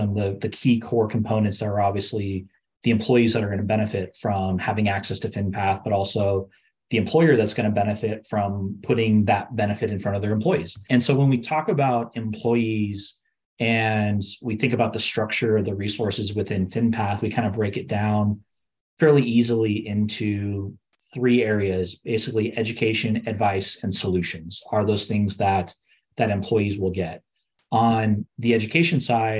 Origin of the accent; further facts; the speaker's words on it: Southern California, United States; I'm growing up in Southern California myself